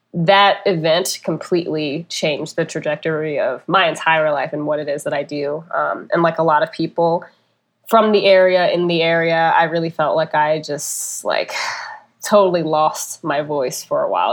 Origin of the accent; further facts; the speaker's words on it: St. Louis, Missouri, United States; moved away; I'm from North County, Saint Louis, so specifically the Ferguson, Florissant area.